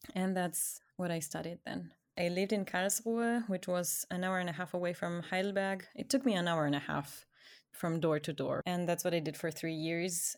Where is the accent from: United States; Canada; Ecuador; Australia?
Ecuador; English is a second language; I grew up in Ecuador